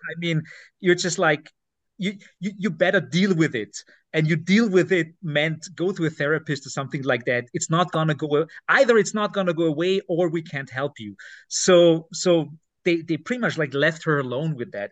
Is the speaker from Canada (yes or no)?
no; Lower Austria, Austria; English is a second language; I'm not from Upper Austria. Uh, I'm I'm I was born in Lower Austria